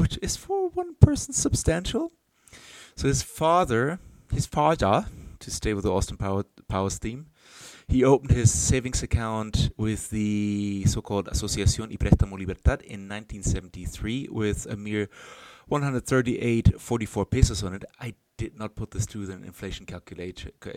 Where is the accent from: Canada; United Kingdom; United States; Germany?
Germany; now in Chile; in my home country